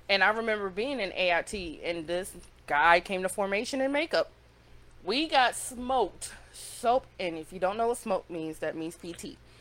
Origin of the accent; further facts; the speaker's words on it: Greenwood, South Carolina, United States; moved away as an adult; I'm from upstate South Carolina. Yeah. Okay. Shout out to Greenwood. Okay. Like that's my hometown